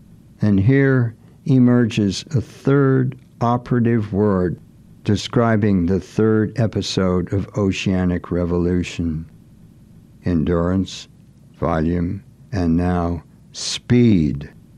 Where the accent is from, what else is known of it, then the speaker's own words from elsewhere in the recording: Gloucester, Massachusetts, United States; Fish processing in my hometown, Gloucester.